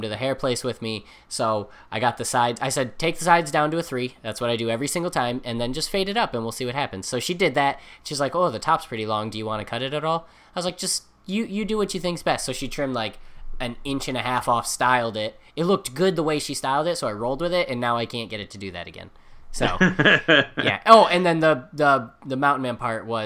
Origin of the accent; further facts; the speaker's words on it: near Owego, New York, United States; Owego, New York, which is right by my hometown